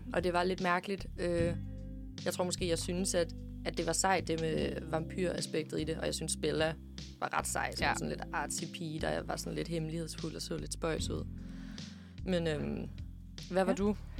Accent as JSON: {"language": "Danish", "town": "Herringløse", "region": "Zealand", "country": "Denmark", "said": "jeg fra en lille by, der hedder Herringløs, øh, som ligger i Roskilde"}